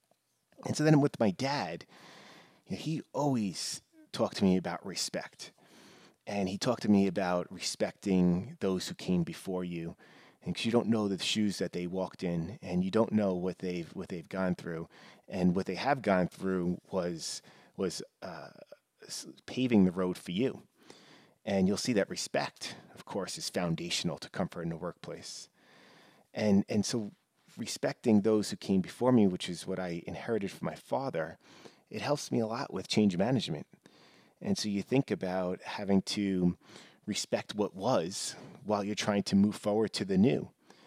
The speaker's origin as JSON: {"language": "English", "region": "New York", "country": "United States", "tie": "born or raised there", "said": "I mean, I grew up in New York, and, you know, typically his Yankees, Rangers were the more popular teams"}